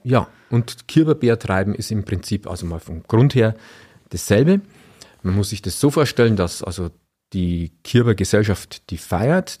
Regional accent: Freudenberg, Bavaria, Germany; in Freudenberg, da wo ich herkomme

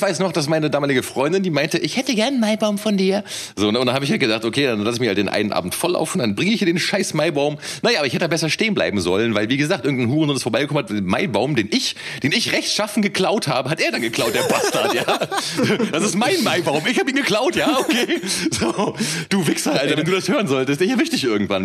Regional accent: Cologne, North Rhine-Westphalia, Germany; moved away; ich komme ja ursprünglich aus Köln

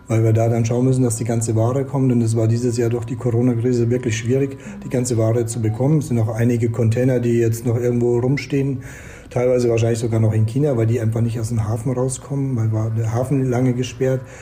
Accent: Bad Tölz, Bavaria, Germany; meine Mama ist deutsch. Ich bin in Bad Tölz aufgewachsen, bei der Kaserne.

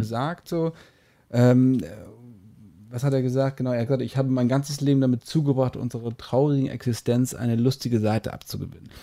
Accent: Hamburg, Germany; als Hamburger oder als Norddeutsche

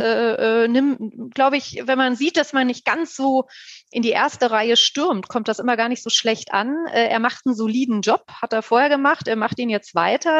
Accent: Wiesbaden, Hesse, Germany; Wiesbaden, übrigens meine Heimatstadt

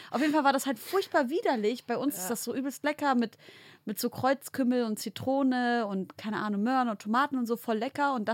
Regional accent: Leipzig, Saxony, Germany; In Leipzig.

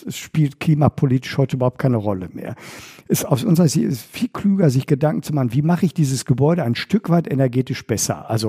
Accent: Bochum, North Rhine-Westphalia, Germany; meiner Heimatstadt Bochum

